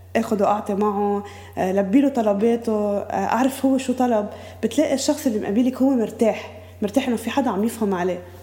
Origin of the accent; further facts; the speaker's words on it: Beqaa, Lebanon; moved away as an adult; also born or lived in Bqaa Kafra; now in Byblos, Lebanon; أنا من البقاع مجوزة على بقاع كفرة عندي أربع أولاد آه، قاعدة بجبال